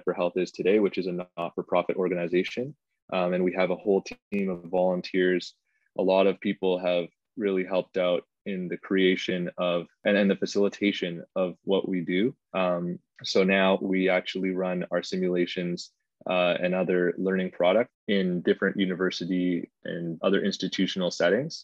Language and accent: English; Toronto, Ontario, Canada; I grew up in Scarborough